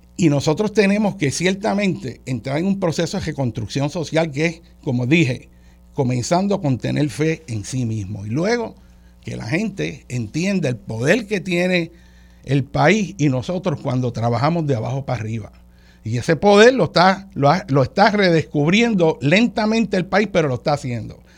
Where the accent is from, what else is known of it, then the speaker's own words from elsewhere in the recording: Puerto Rico; No es que somos puertorriqueños, no es que por ser puertorriqueños somos menos